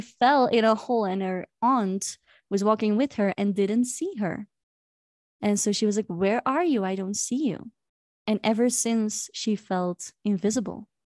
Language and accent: English; Belgium; moved away as an adult; now in Cusco, Peru; I am from Belgium